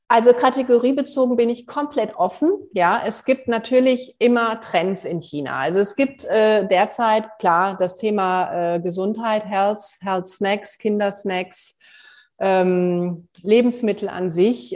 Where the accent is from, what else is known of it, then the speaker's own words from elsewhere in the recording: Germany; bei uns in Deutschland